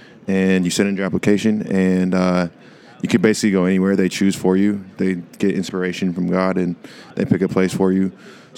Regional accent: Washington, United States; Washington State.

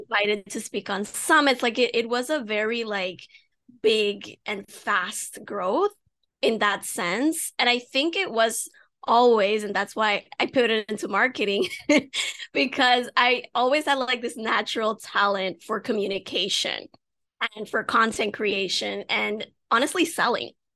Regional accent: United States; I have Dominican parents, even though I was born in the States

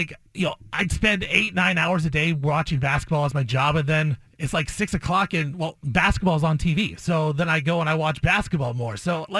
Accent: Portland, Oregon, United States; I grew up around here in Portland

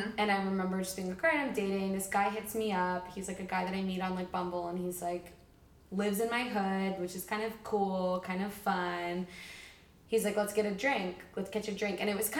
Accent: New York, United States; now in Los Angeles, United States; I'm originally from the New York area, military brat, but New York area, and I moved to LA about 3 years ago

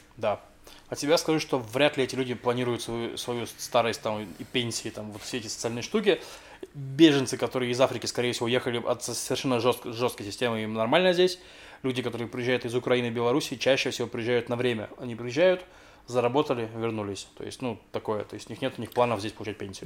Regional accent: Russia; moved away; я из России

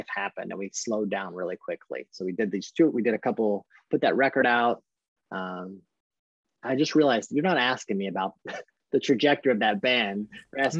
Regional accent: Kentucky, United States; also born or lived in Louisville / Colorado; we're from Kentucky

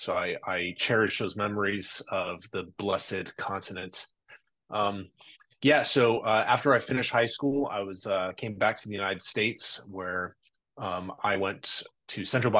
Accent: Burkina Faso; also born or lived in Mali / Ivory Coast; I was in Burkina Faso, Mali, and Ivory Coast, all the way in Western Africa. So I spent most of my childhood there.

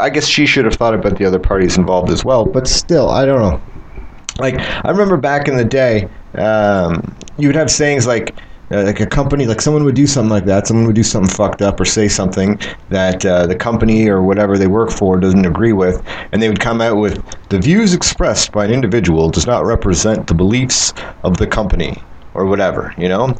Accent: Canada; I'm Canadian.

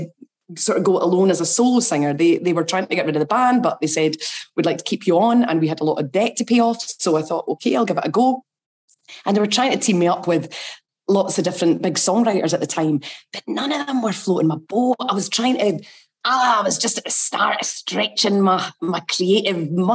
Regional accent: Glenrothes, Scotland, United Kingdom; I was brought up in Glenrothes in Fife

